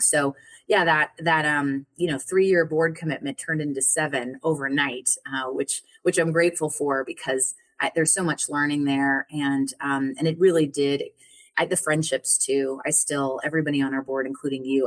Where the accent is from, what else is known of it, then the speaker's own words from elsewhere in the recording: Colorado, United States; I'm from Colorado originally. And um, yeah, and I grew up there